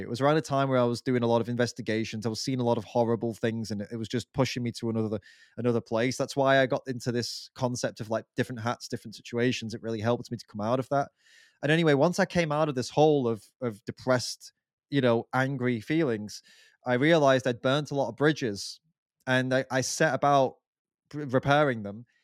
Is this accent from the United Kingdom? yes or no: yes; England, United Kingdom; we're both English